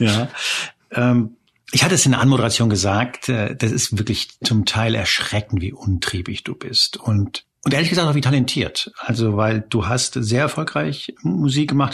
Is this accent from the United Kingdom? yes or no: no; Spain; now in Germany; ich bin ja gebürtig aus Spanien